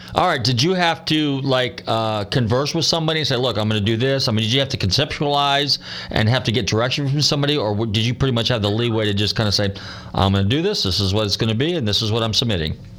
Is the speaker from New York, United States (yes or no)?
no; Northern California, United States; now in Clearwater, United States; growing up in Northern California in the '60s